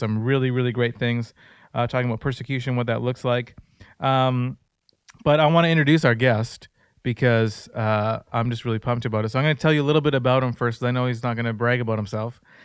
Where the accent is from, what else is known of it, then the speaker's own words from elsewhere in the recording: Surrey, British Columbia, Canada; I'm from Surrey